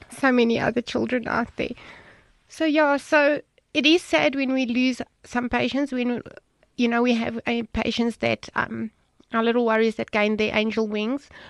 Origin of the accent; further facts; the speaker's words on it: the Vaal, Gauteng, South Africa; moved away; we are originally from the Vaal.